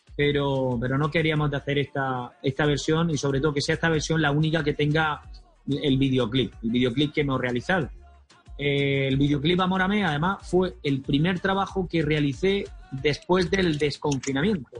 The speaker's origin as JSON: {"language": "Spanish", "town": "Almería", "region": "Andalusia", "country": "Spain", "tie": "born or raised there", "said": "mi tierra natal, a Almería"}